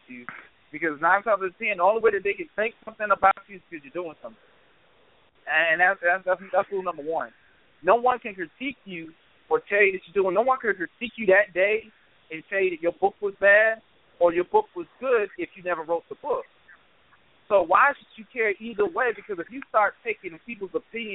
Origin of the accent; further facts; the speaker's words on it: Charleston, United States; when I was growing up in Charleston